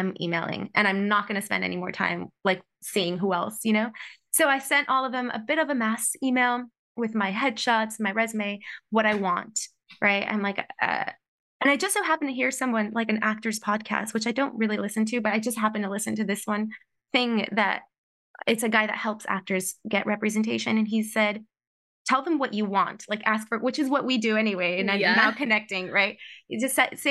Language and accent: English; United States; moved away; I'm American